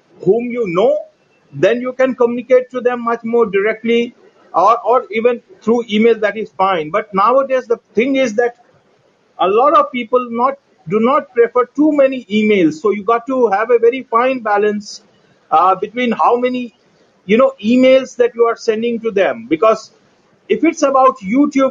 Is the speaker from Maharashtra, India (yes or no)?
no; New Delhi, Delhi, India; I'm from India. And India, yeah, New Delhi. New Delhi, to be exact.